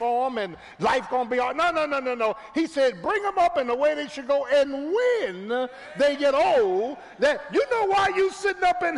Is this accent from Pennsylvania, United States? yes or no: yes; Philadelphia, Pennsylvania, United States; I'm from Philly. I'm from South Philly.